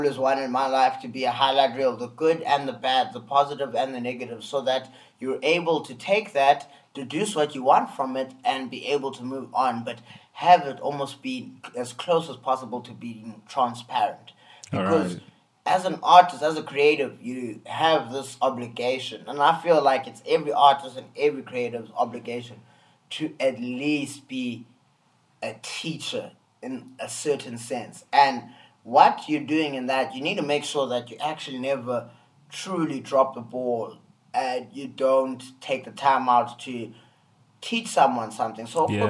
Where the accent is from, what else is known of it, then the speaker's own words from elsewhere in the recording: South Africa; I always tell people that I'm an artist from South Africa. I'm not a South African artist.